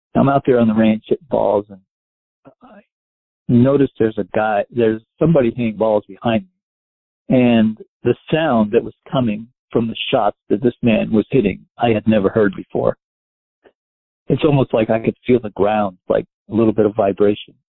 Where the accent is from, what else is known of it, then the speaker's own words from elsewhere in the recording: Westchester, New York, United States; moved away as an adult; I grew up in Westchester. I lived in in the city till I was about four, and we moved to Westchester